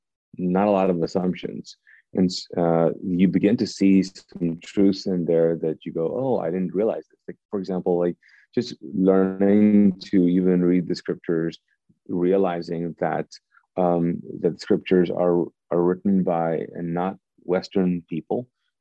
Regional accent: Pakistan; also born or lived in Kuwait; And so I grew up in Pakistan and Kuwait, both Eastern cultures, and your identity is connected to the group that you're a part of.

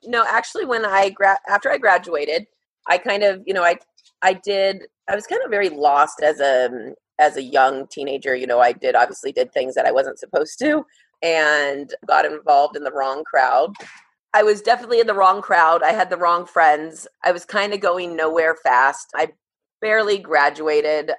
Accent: Moreno Valley, California, United States; I grew up in Moreno Valley, California

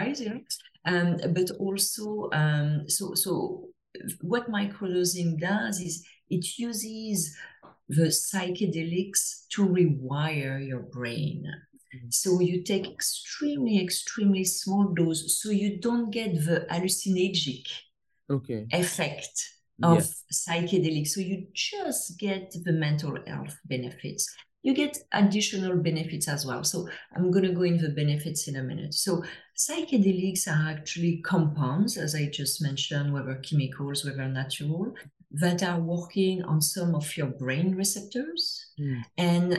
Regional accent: France; English is a second language; now in Toronto, Canada; you can hear to my accent, I'm from France originally, but I live in Toronto

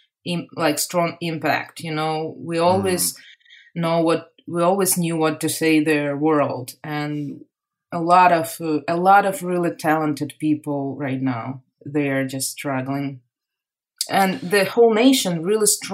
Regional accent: Kharkiv, Kharkiv Oblast, Ukraine; English is a second language; moved away as an adult; also born or lived in Moscow, Russia; now in Los Angeles, United States; I am from Kharkiv. It's the second largest city in Ukraine

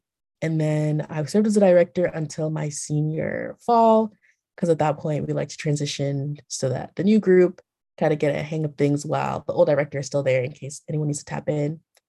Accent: Texas, United States; I started off as a volunteer my freshman year because like I came from Texas. I don't know this community.

